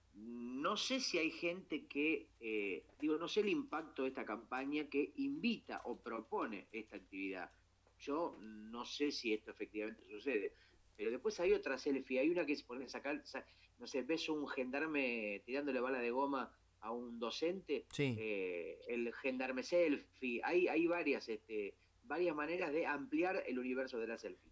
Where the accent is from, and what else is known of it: Argentina